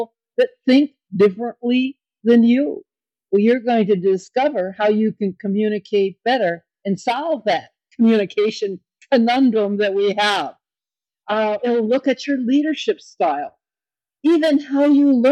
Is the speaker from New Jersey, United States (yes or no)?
no; Kenosha, Wisconsin, United States; born or raised there